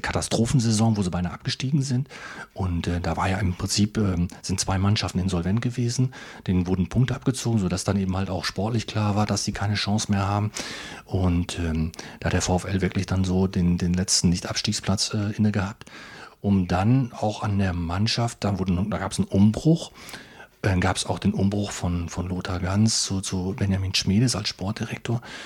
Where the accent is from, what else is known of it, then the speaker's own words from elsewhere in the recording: northern Osnabrück district, Lower Saxony, Germany; ich komme aus dem Nordkreis